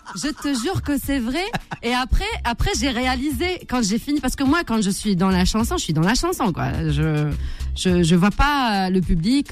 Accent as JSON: {"language": "French", "country": "Algeria", "said": "je suis algérienne"}